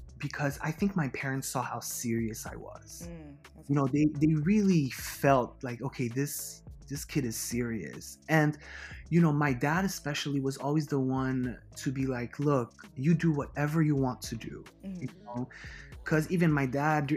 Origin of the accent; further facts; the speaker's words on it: Haiti; moved away as an adult; also born or lived in Miami, Florida, United States / Washington, D.C., United States; I grew up and I was raised in Haiti. I actually left Haiti for college.